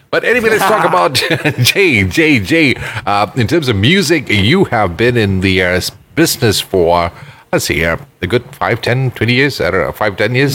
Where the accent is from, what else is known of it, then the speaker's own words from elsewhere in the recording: Ipoh, Perak, Malaysia; now in Kuala Lumpur, Malaysia; when I was growing up there, almost every house had a mango tree